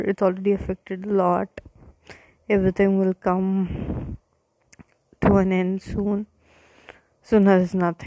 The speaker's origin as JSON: {"language": "English", "country": "India", "said": "I'm from India"}